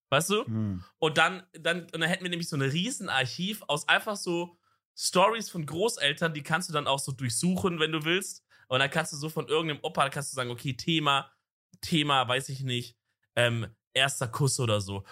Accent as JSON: {"language": "German", "region": "Southern Germany", "country": "Germany", "tie": "born or raised there", "said": "wenn ich jetzt zum Beispiel im Süden wohne, so wo ich aufgewachsen bin"}